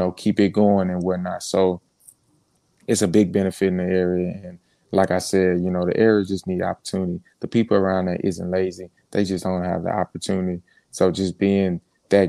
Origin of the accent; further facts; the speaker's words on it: Port Arthur, Texas, United States; growing up in Port Arthur